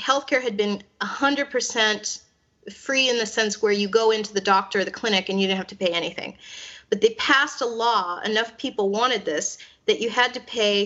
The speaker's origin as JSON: {"language": "English", "country": "United States", "moved": "yes", "lives_now": "Hungary", "said": "as an American"}